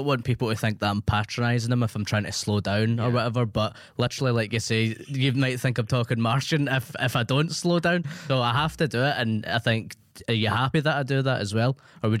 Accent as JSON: {"language": "English", "region": "Scotland", "country": "United Kingdom", "accent": "Scottish", "said": "Thanks for schooling me on my own accent."}